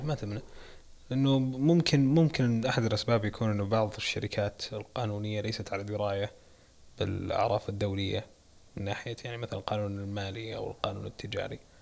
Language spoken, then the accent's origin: Arabic; Saudi Arabia; عندنا بالسعوديه